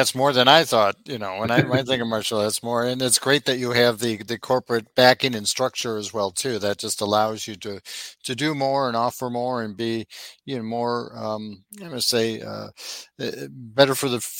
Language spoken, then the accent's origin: English; Midwest, United States; now in Southwest Florida, United States; I'm from the Midwest originally.